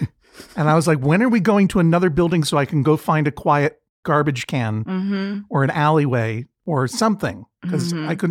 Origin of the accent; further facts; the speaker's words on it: Boston, Massachusetts, United States; It's my hometown.